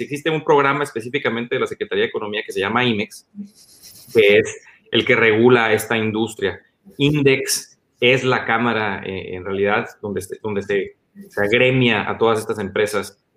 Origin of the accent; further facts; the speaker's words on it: Mexicali, Baja California, Mexico; el amor profundo que tengo por Mexicali, el amor profundo que tengo por mi tierra